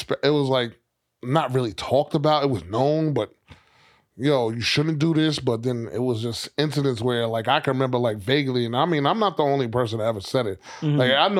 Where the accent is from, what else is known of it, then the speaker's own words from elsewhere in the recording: New York City, New York, United States; where I grew up in Queens, it was definitely rappers that was pulling up to the high schools.